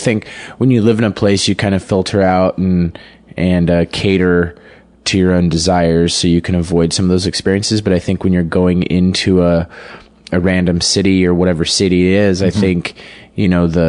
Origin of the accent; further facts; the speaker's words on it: Denver, Colorado, United States; moved away as an adult; I was born in Denver. Okay. Grew up like in the suburbs. So kind of like born in the city center and then raised in the sort of trashy strip mall suburbs